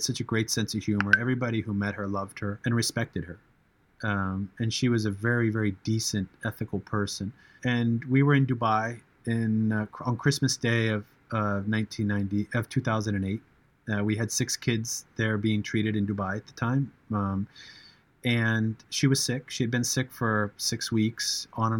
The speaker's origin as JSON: {"language": "English", "country": "United States", "said": "being an American"}